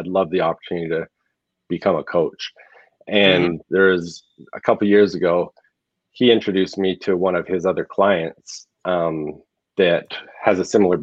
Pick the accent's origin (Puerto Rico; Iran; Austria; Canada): Canada; Southern Alberta; moved away as an adult; now in Arizona, United States; I grew up in Southern Alberta, lived there till 2016. And then because of what we were trying to do with some of the things with Kodiak Mountain Stone, I actually moved to Arizona at that time